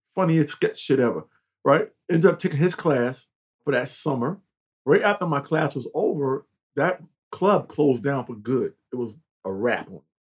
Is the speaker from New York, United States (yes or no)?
yes; Mount Vernon, New York, United States; also born or lived in North Carolina; I'm from North Carolina. But I was five years old to New York, the projects in Mount Vernon